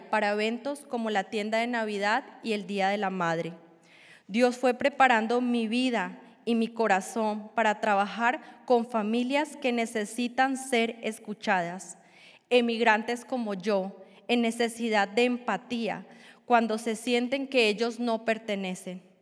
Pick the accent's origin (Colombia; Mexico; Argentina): Colombia; moved away as an adult; now in United States; Nací y crecí en Colombia y cuando tenía 23 años emigré a los Estados Unidos. He vivido en Illinois por, más, por un poco más de 17 años.